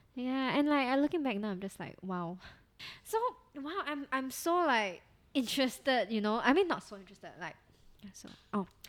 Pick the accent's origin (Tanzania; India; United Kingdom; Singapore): Singapore; we come from Singapore where our education system is really quite strict